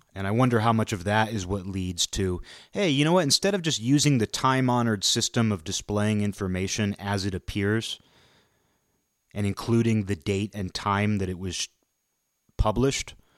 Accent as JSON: {"language": "English", "region": "Pacific Northwest", "country": "United States", "tie": "born or raised there", "said": "where I grew up in the Pacific Northwest"}